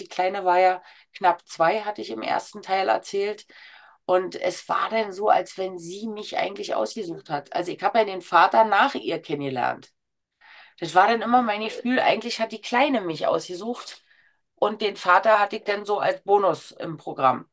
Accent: Berlin, Germany; Als Berlinerin Großschnauze

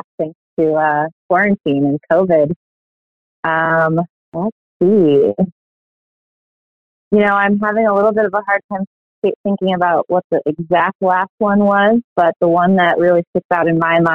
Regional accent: upstate New York, United States; I am from New York, from upstate New York actually.

